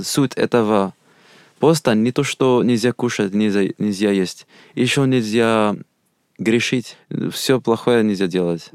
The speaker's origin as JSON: {"language": "Russian", "country": "Algeria", "second_language": "Russian", "moved": "as an adult", "lives_now": "Russia", "said": "Я из Алжира. Мне 22 года. Я 4 года как изучаю русский язык. И 2 года в России"}